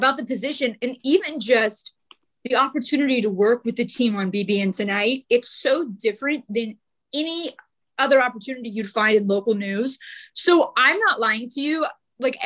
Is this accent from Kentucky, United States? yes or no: yes; Louisville, Kentucky, United States; moved away as an adult; also born or lived in Georgia / New York / Washington, D.C. / Charleston, West Virginia; I'm from Louisville. And for some reason, I don't know, ever since I was a little girl, I'm like, I don't want to live in Louisville